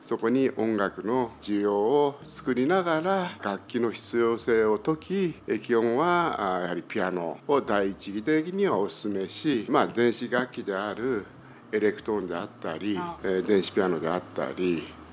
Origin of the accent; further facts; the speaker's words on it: Fukuoka, Japan; 私の父母が創業いたしまして昭和23年にまあ、地元福岡で